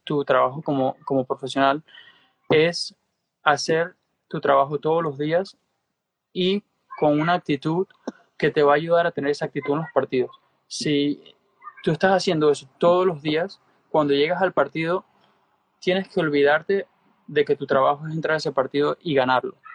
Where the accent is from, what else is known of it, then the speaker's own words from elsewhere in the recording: Venezuela; moved away; also born or lived in Spain / United States; siendo venezolano, como tú sabes, la ayuda eh, siempre vino de mi familia